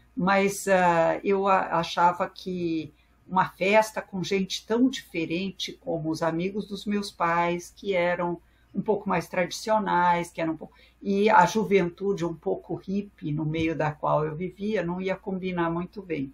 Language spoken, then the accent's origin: Portuguese; São Paulo, Brazil; first language French; Portuguese is a second language; sou primeira geração nascida no Brasil